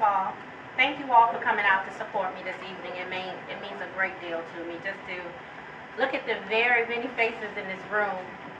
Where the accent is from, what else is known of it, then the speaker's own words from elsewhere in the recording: Los Angeles, California, United States; also born or lived in Newport News, Virginia; I'm from Newport News, Virginia. However, I spent a great deal of time of my life in Los Angeles, California. I was raised in Apodaca, and while in Los Angeles, I was raised on the east side of Los Angeles.